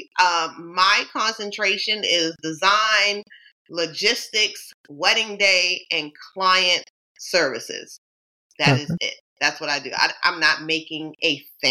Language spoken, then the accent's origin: English; Baltimore, Maryland, United States; also born or lived in New York City; I was born and raised in Baltimore, Maryland